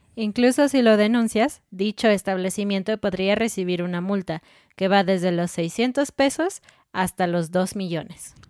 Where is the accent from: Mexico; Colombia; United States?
Mexico; en México